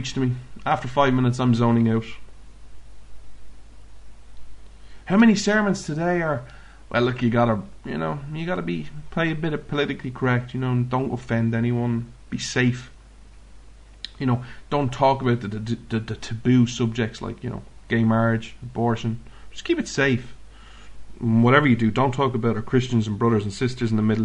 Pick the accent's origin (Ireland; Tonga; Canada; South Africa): Ireland; I'm Irish.